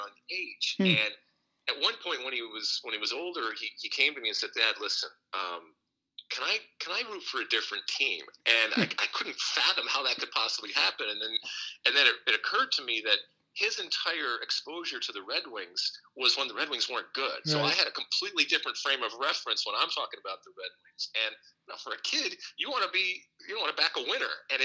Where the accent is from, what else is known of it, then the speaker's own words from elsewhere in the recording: Michigan, United States; moved away as an adult; also born or lived in Athens, Greece; I grew up in Michigan, but I sure as hell didn't grow up on a farm